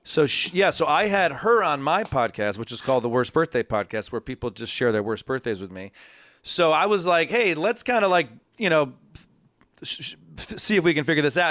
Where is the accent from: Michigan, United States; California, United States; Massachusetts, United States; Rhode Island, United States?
Michigan, United States; Ann Arbor; moved away as an adult; also born or lived in Los Angeles; now in New York, United States; I'm from Ann Arbor. I grew up in a big family, youngest of four